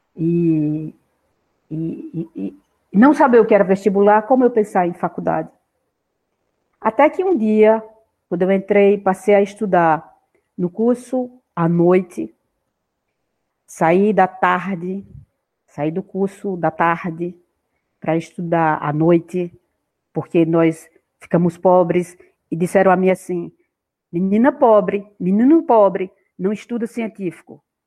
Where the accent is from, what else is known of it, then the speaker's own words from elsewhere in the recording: Gravatá do Ibiapina, Pernambuco, Brazil; eu nasci num lugar, numa vila do interior de Pernambuco, no sopé, na base da Serra de Itaquaritinga do Norte, de Itaquá, e chama-se Gravatá, Gravatá